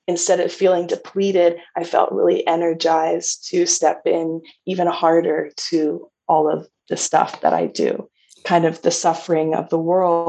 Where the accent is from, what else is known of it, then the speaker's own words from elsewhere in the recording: Toronto, Ontario, Canada; moved away; I was from Canada. I grew up in Toronto, Ontario